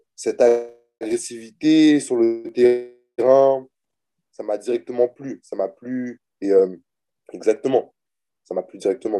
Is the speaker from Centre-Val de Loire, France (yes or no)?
yes; Orléans, Centre-Val de Loire, France; moved away as an adult; also born or lived in Lomé, Togo; now in Buffalo, United States; je suis né euh, à Lomé au Togo. J'ai grandi en France